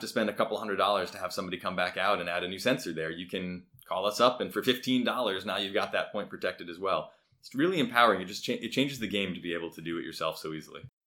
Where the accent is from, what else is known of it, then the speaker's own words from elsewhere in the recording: Providence, Rhode Island, United States; I grew up in Providence, Rhode Island, so not far away